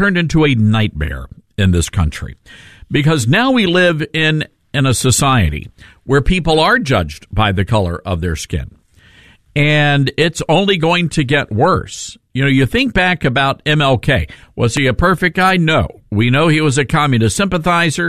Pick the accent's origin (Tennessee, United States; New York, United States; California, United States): Tennessee, United States; I'm from Tennessee